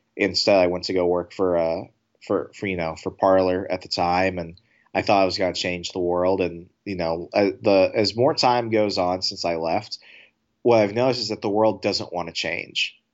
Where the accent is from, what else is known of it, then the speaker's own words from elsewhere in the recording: Fairfax County, Virginia, United States; I grew up in Fairfax County, Virginia